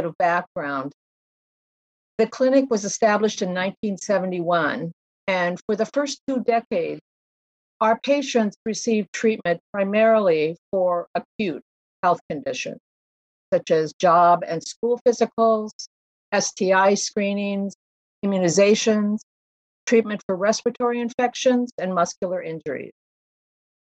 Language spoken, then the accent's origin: English; Ames, Iowa, United States; also born or lived in New York City; now in Iowa City, United States; I grew up in Ames, I moved to New York City right after college